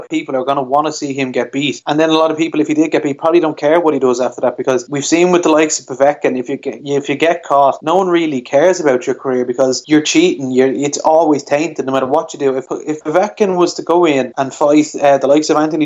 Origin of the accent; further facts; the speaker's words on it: Ireland; as an Irish boxing fan